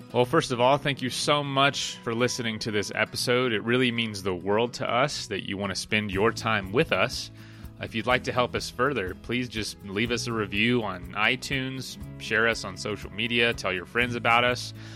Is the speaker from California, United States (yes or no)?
no; Florida, United States; I'm from Florida